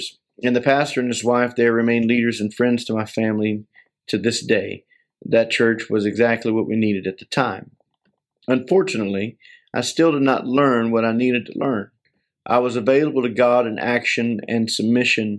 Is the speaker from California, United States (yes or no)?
no; near Winter Haven, Florida, United States; moved away as an adult; also born or lived in South Carolina; We went from South Carolina back to Winter Haven, Florida. This was near my wife's and my hometown